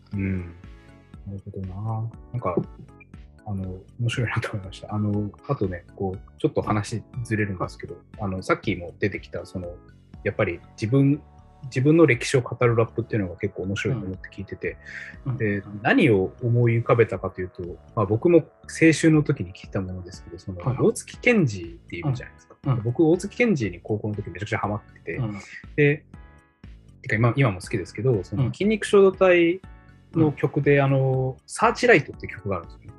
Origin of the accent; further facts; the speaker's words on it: Hirakata, Osaka, Japan; moved away as an adult; also born or lived in Kyoto; 住んでるのはずっと平方で、うん、大阪の平方ってとこでした